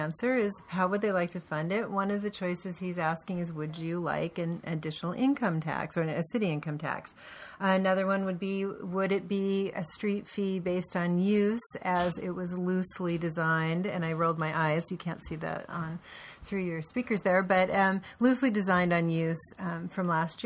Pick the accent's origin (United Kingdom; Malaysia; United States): United States; Portland, Oregon; I grew up in Portland where we had the best bus service in the country.